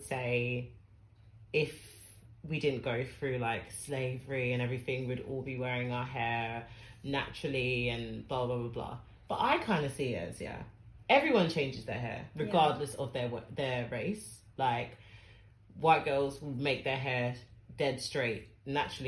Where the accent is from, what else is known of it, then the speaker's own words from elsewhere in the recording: London, United Kingdom; we're from South London, so Surrey Keys is our local.